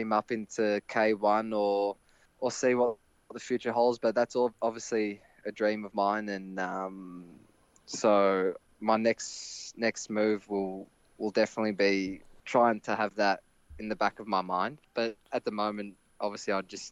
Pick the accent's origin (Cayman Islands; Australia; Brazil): Australia; moved away; as an Australian